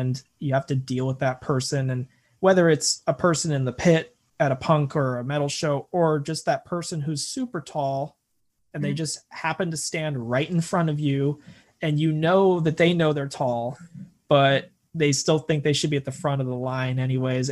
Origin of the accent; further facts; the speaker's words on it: United States; I'm such an American